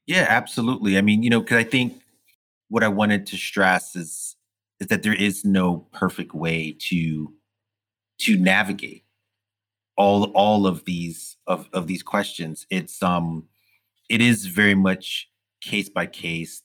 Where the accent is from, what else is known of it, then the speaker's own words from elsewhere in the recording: New York City, New York, United States; growing up in Brooklyn at the time that I did in the 80s and, and 70s